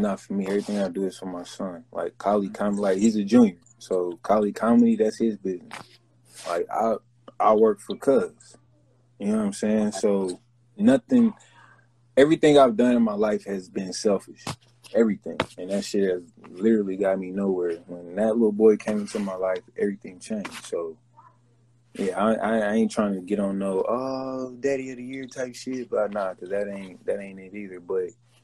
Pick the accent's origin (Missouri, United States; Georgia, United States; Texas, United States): Missouri, United States; Kansas City; I'm from Kansas City